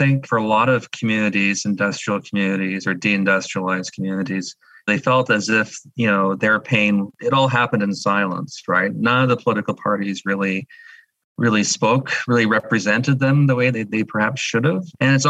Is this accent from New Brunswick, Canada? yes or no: no; Thunder Bay, Ontario, Canada; I'm originally from Thunder Bay, Ontario, a son of a railway worker and a school teacher.